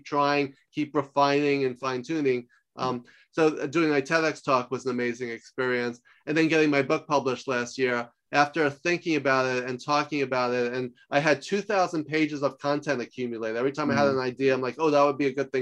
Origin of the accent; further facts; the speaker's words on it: New York, United States; moved away as an adult; also born or lived in Los Angeles; I'm from New York, but I lived in LA for 10 years